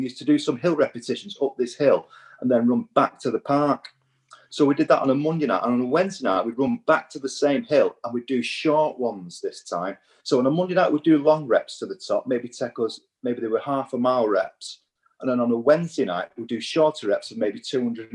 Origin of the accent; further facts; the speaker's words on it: Warrington, North West England, United Kingdom; as a young boy growing up in the northwest of England